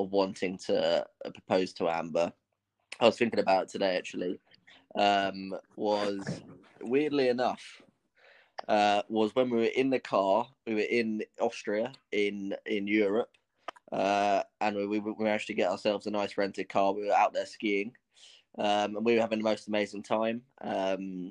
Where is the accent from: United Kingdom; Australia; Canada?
United Kingdom; London; I'm 22 years old and I'm from London in England